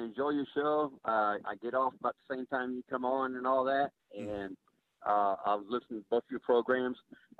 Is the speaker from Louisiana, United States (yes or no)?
yes; Lake Charles, Louisiana, United States; I grew up in Lake Charles, Louisiana, during the Civil Rights Movement and everything.